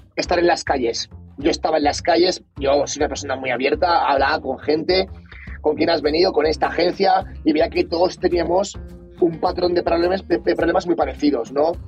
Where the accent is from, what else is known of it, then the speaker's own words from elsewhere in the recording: Valencia, Valencian Community, Spain; moved away as an adult; also born or lived in Australia; soy de Valencia, una ciudad, la tercera ciudad más grande de España